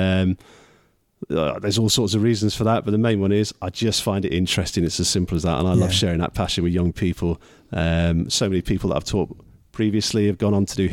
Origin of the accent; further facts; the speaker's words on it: South Wales, United Kingdom; moved away as an adult; also born or lived in Manchester / York; now in Harrogate, United Kingdom; I grew up in South Wales